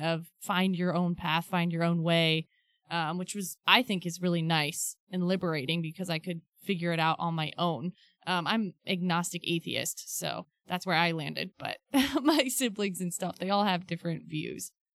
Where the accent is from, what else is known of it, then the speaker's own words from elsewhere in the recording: Ohio, United States; I was raised in Ohio